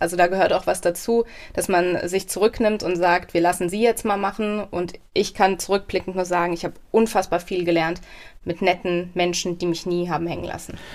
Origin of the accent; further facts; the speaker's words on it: Mommenheim, Rhineland-Palatinate, Germany; also born or lived in Mainz; now in Nieder-Olm, Germany; ich bin aufgewachsen in Mommenheim